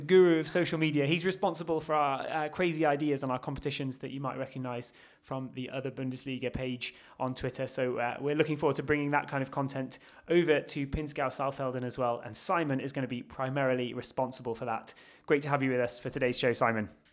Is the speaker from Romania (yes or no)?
no; England, United Kingdom; We're all from England